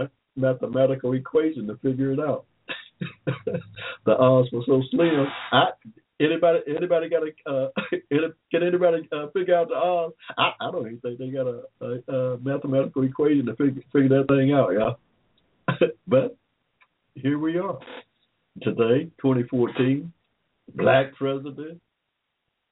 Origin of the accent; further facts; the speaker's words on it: Henry County, Georgia, United States; I'm from Georgia, y'all. I'm a native. Born here in 1945, yeah, in Henry County, in the middle of a cotton field.